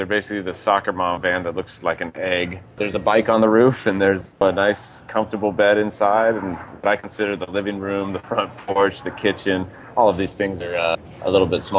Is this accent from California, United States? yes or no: yes; Tahoe City, California, United States; moved away as an adult; also born or lived in Havana, Cuba; from Tahoe City, California, originally, but I don't really live anywhere specifically at the moment